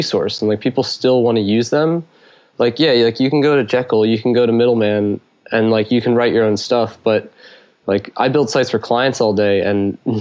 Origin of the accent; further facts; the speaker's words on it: Philadelphia, Pennsylvania, United States; I'm from Philadelphia